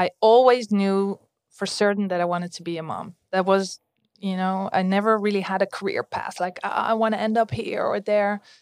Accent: Amstelveen, North Holland, Netherlands; I grew up in Amstelveen, so close to Amsterdam

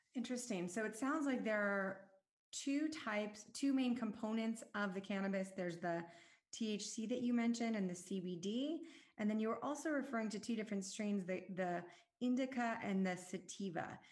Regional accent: Southern California, United States; I grew up in Southern California

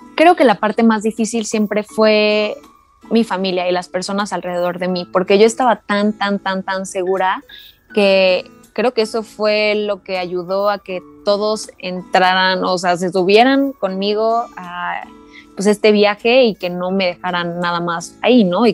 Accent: Cuernavaca, Morelos, Mexico; also born or lived in Mexico City; soy de Cuernavaca, pero también estoy entre la Ciudad de México

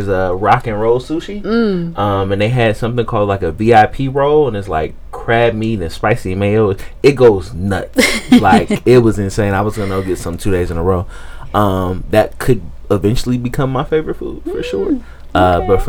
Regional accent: Wisconsin, United States; I'm from Wisconsin, damn it. We like cheese.

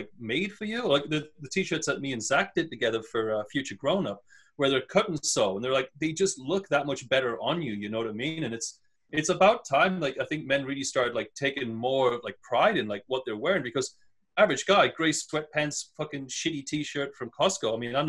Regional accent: North East England, United Kingdom; moved away; when I first moved to this country, and I grew up I was just outside of Newcastle. So my accent wasn't that thick.

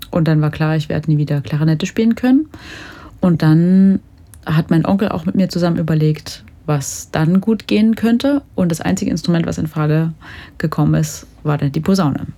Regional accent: Jonsdorf, Saxony, Germany; also born or lived in Dresden / Lucerne; now in Leipzig, Germany; Ich komme ursprünglich aus der Oberlausitz, so aus dem Dreiländereck Polen, Tschechien, Deutschland, wirklich sehr weit im Osten, mhm. aus einem kleinen Dorf, Jonsdorf. Und ja, da bin ich ein paar Jahre aufgewachsen, aber auch ein paar Jahre in Dresden.

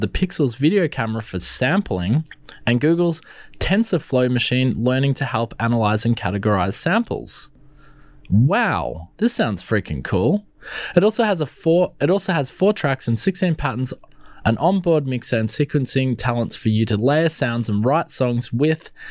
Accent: Melbourne, Victoria, Australia; I'm from Melbourne

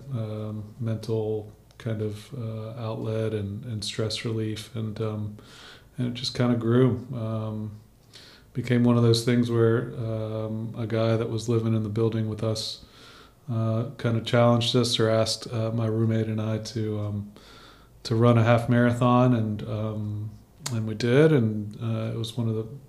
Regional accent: Baton Rouge, Louisiana, United States; I grew up in Baton Rouge

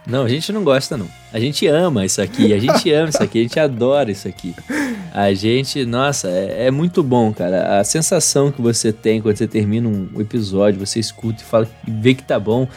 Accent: Bahia, Brazil; also born or lived in Rio de Janeiro; eu cresci na Bahia, para quem não sabe, depois eu me mudei pro Rio de Janeiro, passei uns 5 anos no Rio de Janeiro e voltei para terminar minha faculdade aqui na Bahia.

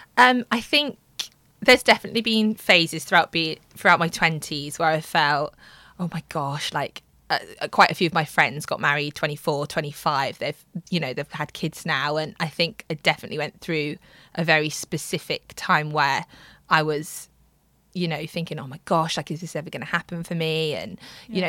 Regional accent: Midlands, United Kingdom; moved away as an adult; now in London, United Kingdom; I am 31 and I'm from the Midlands. Been living in London for about six years

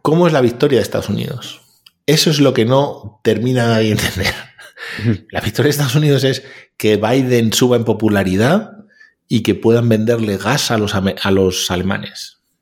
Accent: Spain

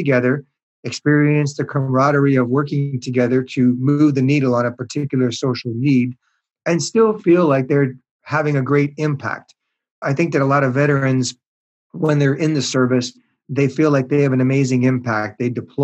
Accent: Montreal, Quebec, Canada; now in Seattle, United States; I was raised in Montreal in Canada.

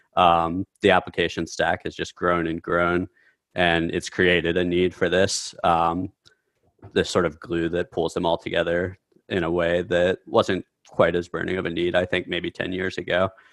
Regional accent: Midwest, United States; I grew up in the Midwest

